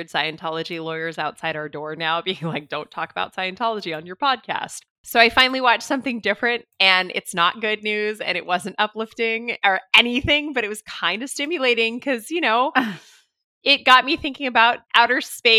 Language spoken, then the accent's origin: English; Los Angeles, California, United States; I grew up in the Los Angeles scene and I lived very near to the Hollywood Scientology Center